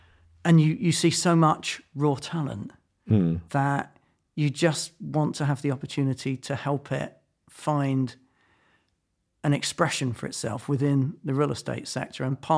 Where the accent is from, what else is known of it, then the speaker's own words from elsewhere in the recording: London, United Kingdom; Camberwell and then Tooting.